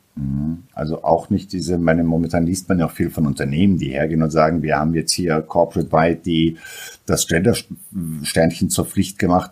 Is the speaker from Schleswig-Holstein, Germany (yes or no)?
no; Ruhr area, North Rhine-Westphalia, Germany; bin ich aus dem Ruhrpott und da redet man vielleicht auch die Sätze und die Worte ein bisschen einfacher